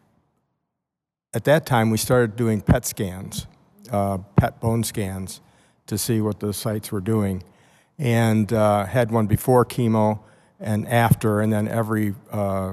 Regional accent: Westford, Massachusetts, United States; I'm from Westford, Massachusetts

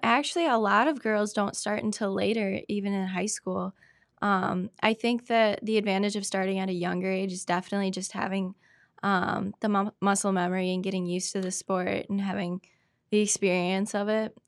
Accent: Spooner, Wisconsin, United States; also born or lived in Cumberland, Wisconsin; Born and raised in Spooner, Wisconsin.

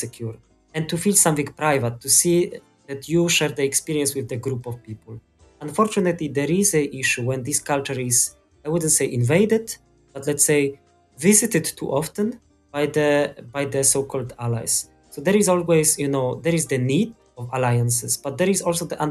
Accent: Poland; I'm from Poland

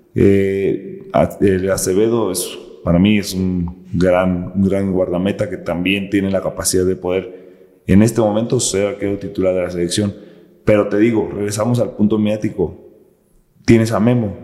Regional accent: Morelia, Michoacán, Mexico; moved away as an adult; yo nací en Morelia, Michoacán, crecí en una colonia de escasos recursos

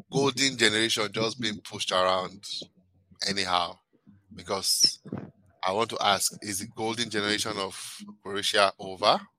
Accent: Canada; Okay, so um, my home country, Canada.

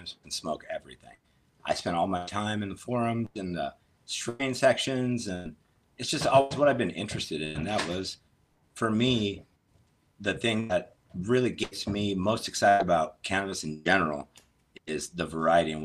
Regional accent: St. Louis, Missouri, United States; originally I'm from the Midwest, St. Louis

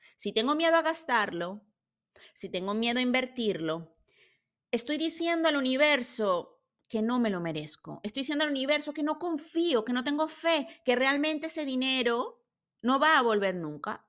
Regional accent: Venezuela; now in Switzerland; Vivo en Suiza, soy de Venezuela

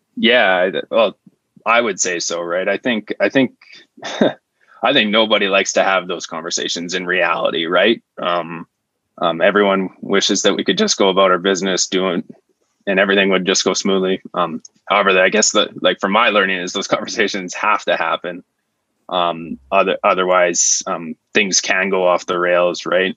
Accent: Estevan, Saskatchewan, Canada; I'm originally from Estevan, Saskatchewan, um, which is kind of a small city with lots of industry.

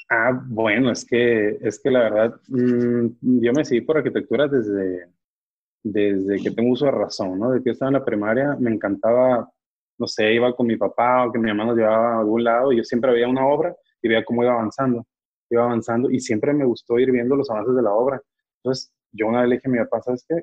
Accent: Mexico; uno como mexicano

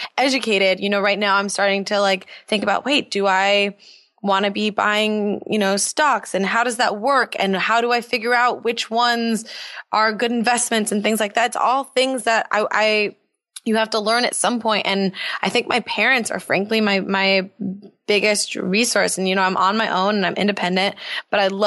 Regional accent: Los Angeles, California, United States; also born or lived in North Carolina; I am born and raised in Los Angeles

